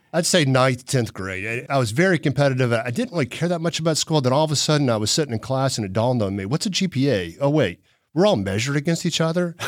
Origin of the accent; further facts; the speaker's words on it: Chattanooga, Tennessee, United States; also born or lived in North Carolina; we were in Farrington Forest off Boy Scout Road out in Hickson